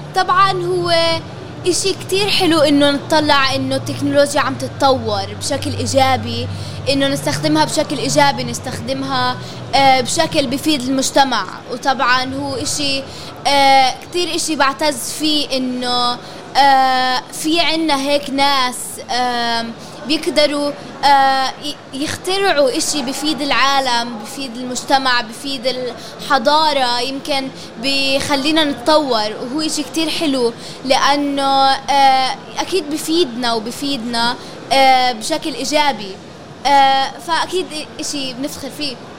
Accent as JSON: {"language": "Arabic", "town": "Nabi Salih", "region": "West Bank", "country": "Palestine", "said": "بعيش بقريه النبي صالح في فلسطين وانا اصغر صحفيه فلسطينيه بالعالم"}